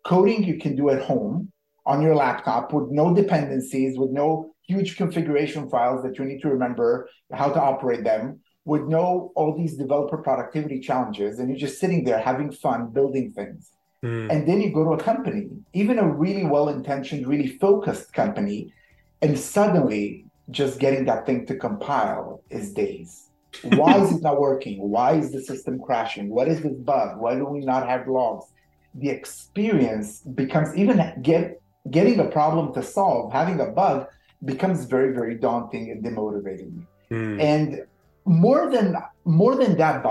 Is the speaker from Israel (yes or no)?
yes; Israel; moved away; I'm originally from Israel.